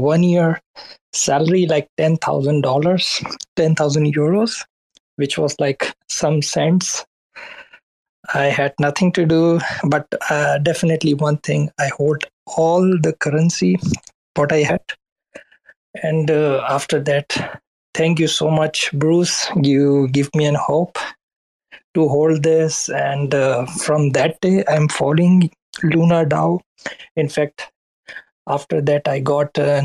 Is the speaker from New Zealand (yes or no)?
no; Karachi, Sindh, Pakistan; now in Berlin, Germany; I'm actually backgrounded from Pakistan, Karachi, and now I'm in Berlin